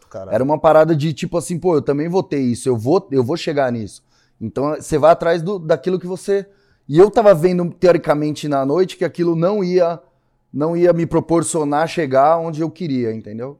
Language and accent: Portuguese; São Paulo, Brazil; Eu sou daqui de São Paulo